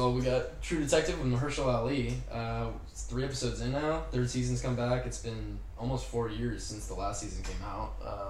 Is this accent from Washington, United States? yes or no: yes; Seattle, Washington, United States; now in Burbank, United States; I'm from Seattle. I'm an actor. I also go to the New York Film Academy. I live currently in Burbank.